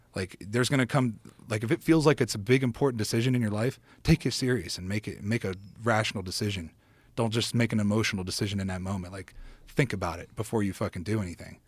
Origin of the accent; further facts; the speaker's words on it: next to East Palestine, Ohio, United States; moved away; my hometown is right next door to East Palestine